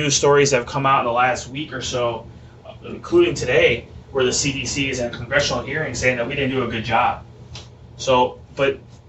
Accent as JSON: {"language": "English", "region": "Connecticut", "country": "United States", "tie": "born or raised there", "said": "I was born and raised in Connecticut."}